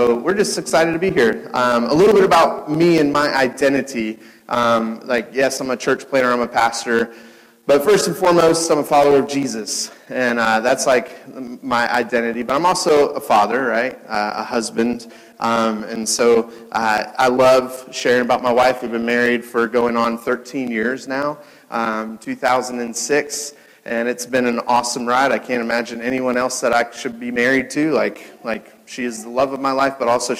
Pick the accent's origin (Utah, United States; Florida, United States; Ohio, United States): Ohio, United States; Cincinnati; now in Chicago, United States; I was born in Cincinnati.